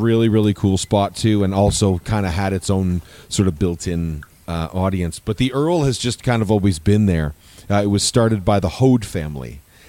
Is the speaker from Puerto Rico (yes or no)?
no; Stouffville, Ontario, Canada; So I'm from Stouffville. I'm a Stouffville boy.